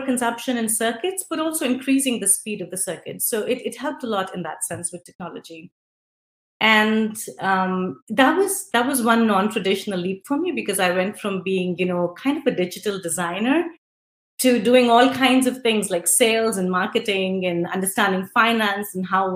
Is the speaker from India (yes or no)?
yes; India; moved away as an adult; also born or lived in Netherlands; I grew up in India, and then, very quickly, after doing my bachelor's in engineering, kind of moved to Netherlands